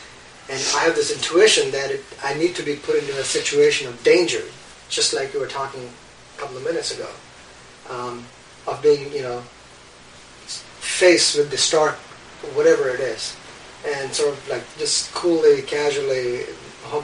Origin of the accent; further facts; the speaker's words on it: India; moved away as an adult; I've grown up in India. I'm Indian